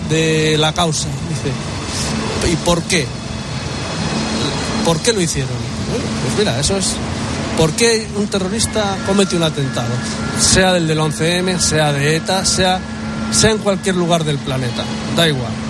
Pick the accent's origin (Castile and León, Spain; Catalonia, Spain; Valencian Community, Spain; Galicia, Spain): Castile and León, Spain; Valladolid; now in Madrid, Spain; estos están Vallecas nosotros somos de Valladolid.